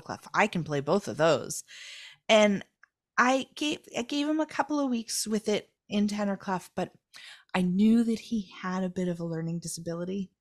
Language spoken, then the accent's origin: English; United States; as an American